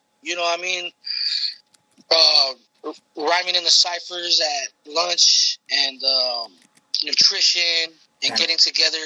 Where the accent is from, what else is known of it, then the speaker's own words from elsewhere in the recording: Los Angeles, California, United States; I'm born and raised in Los Angeles. You know, I'm from a Mexican household